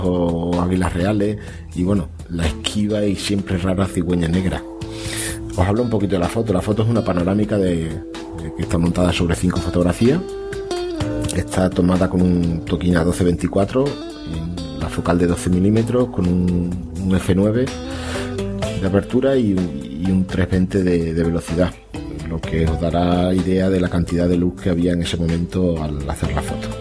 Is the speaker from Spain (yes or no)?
yes; Extremadura, Spain; yo soy extremeño